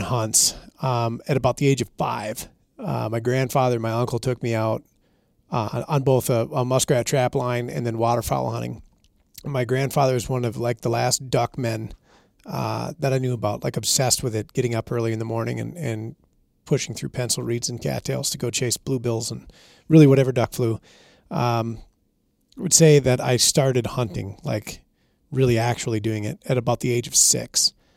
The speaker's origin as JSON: {"language": "English", "region": "Minnesota", "country": "United States", "said": "I'm from Minnesota, we had a moose hunt in Minnesota until two thousand thirteen."}